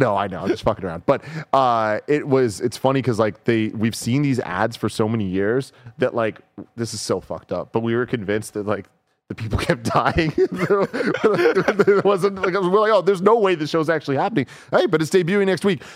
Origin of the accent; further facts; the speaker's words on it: San Francisco, California, United States; me and a lot of my friends were born and raised in San Francisco